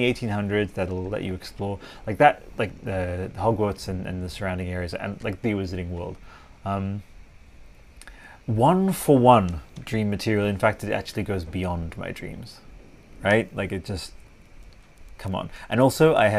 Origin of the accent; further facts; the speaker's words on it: Italy; I grew up with this in Italy.